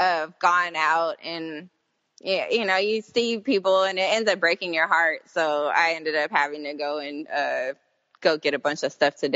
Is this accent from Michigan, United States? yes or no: no; East Coast, Maine, United States; moved away; I was born on the East Coast, and I remember being in like 6-8 feet of snow in Maine